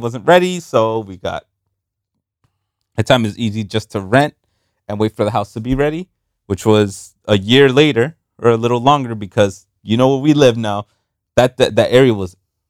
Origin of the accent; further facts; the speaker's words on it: New York, United States; Remember, we came from New York. Like, we didn't know what the fuck a hurricane